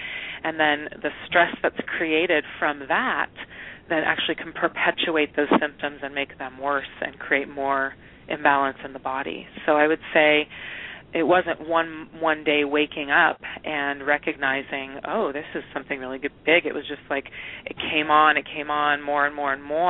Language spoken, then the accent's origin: English; Eugene and Portland, Oregon, United States; moved away; also born or lived in San Francisco / Brazil; I grew up in Oregon, up in Eugene and in Portland.